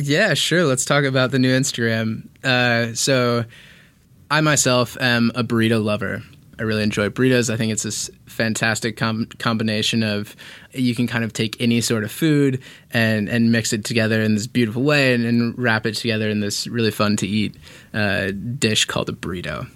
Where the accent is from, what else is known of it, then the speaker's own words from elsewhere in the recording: Indianapolis, Indiana, United States; moved away as an adult; also born or lived in San Diego; now in Los Angeles, United States; I grew up in Indiana. Indianapolis, Indiana is my hometown.